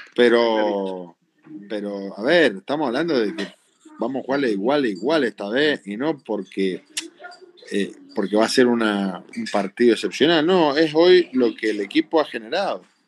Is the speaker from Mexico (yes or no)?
no; Argentina; somos, somos argentinos